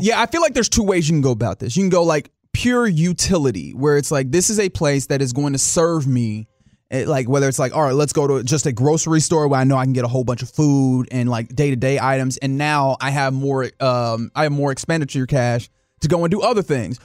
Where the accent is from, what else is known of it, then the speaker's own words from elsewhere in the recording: Texas, United States; I am a Texan